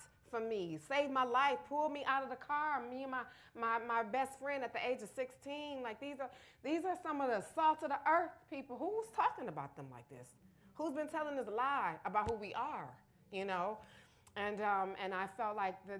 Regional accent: Detroit, Michigan, United States; I was from Detroit

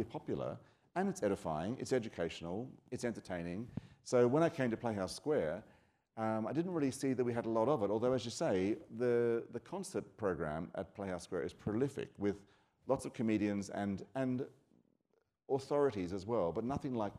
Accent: Australia; I'm actually Australian

